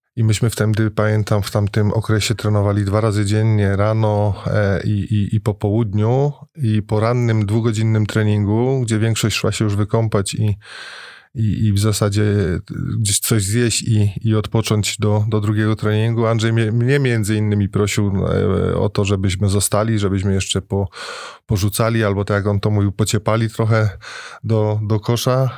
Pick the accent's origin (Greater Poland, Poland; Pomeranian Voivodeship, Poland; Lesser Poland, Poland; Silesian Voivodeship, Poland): Silesian Voivodeship, Poland; Piekary Śląskie; also born or lived in Bytom; jako piekarzanin, bo urodziłem się w piekarach